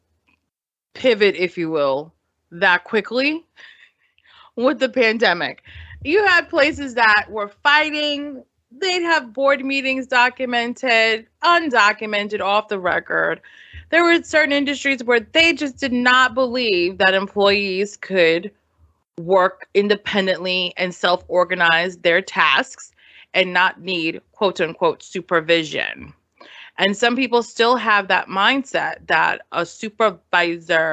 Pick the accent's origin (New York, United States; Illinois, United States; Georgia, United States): New York, United States; New York City; now in Los Angeles, United States; we're city kids. Like, we grew up in New York City. Even though we live in LA now